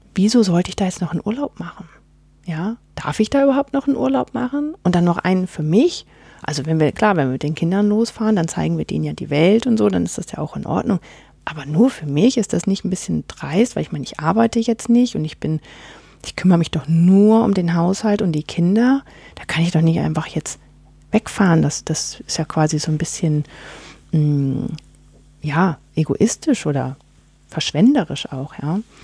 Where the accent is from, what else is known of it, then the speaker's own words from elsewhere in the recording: Northern Germany, Germany; now in Gimmeldingen, Germany; bei uns wo in Norddeutschland, wo ich herkomme